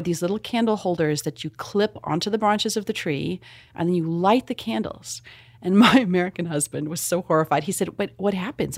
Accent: South Africa; moved away; I'm from South Africa, so all my Christmases are there.

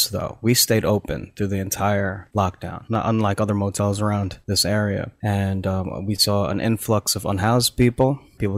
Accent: New Jersey, United States; also born or lived in Philippines; I was born in the Philippines, but very much raised in New Jersey

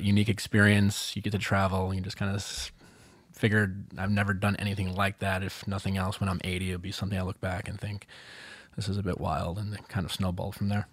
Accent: Milwaukee, Wisconsin, United States; I'm from Milwaukee, Wisconsin

